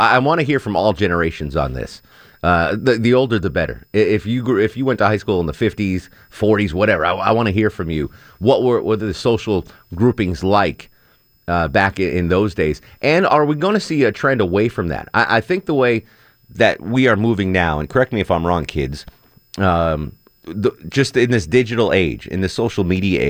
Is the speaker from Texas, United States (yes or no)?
yes; Texas, United States; Growing up in Texas, ….